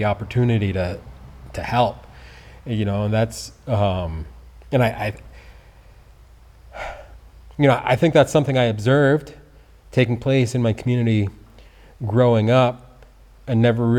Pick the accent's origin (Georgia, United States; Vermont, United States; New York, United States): Vermont, United States; Peacham; So I grew up here in Peacham.